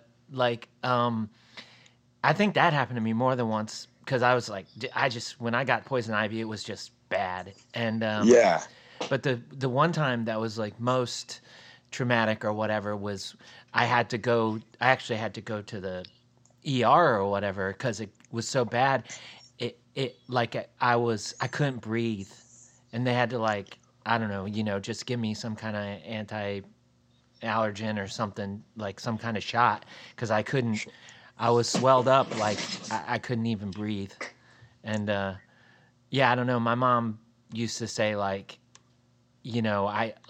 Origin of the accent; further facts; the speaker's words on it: Florida, United States; moved away; The area where I grew up in Florida